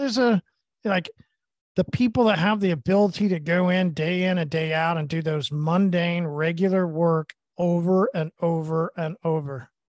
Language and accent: English; Tulsa, Oklahoma, United States; I'm from Oklahoma and Tulsa.